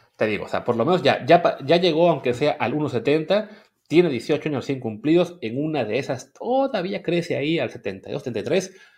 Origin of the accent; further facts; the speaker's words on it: Mexico; moved away; que somos mexicanos de nacimiento, nos fuimos a vivir a otra parte